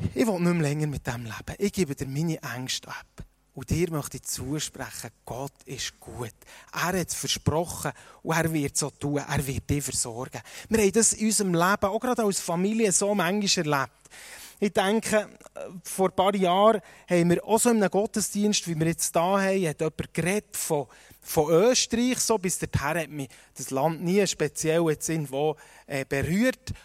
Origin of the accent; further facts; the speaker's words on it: Switzerland; uns als Schweizer